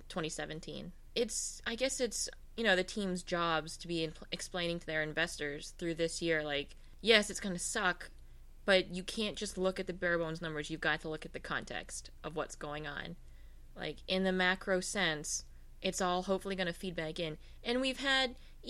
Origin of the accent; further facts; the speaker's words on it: Louisiana, United States; now in Boston, United States; I'm from Louisiana